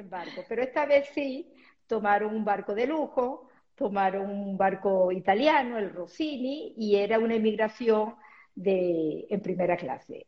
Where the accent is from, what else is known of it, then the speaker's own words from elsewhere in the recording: Caracas, Capital District, Venezuela; moved away; also born or lived in Tetouan, Morocco; llegando nosotros a Venezuela, lo primero es que me ponen en el Colegio eh, Moral y Luce del Este, la quinta pequeña que estaba en la castellana